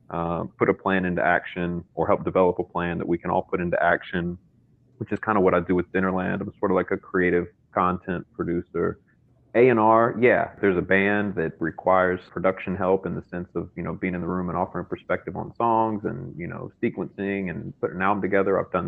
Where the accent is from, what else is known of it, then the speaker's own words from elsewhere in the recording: North Carolina, United States; moved away as an adult; now in New York, United States; I'm from North Carolina originally. Moved up to New York last year